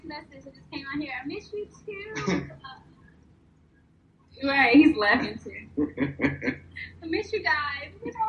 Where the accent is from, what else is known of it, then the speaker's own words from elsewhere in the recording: Houston, Texas, United States; I am a choreographer, creative director, all around creative, really. I'm from Houston. I'm Houston based.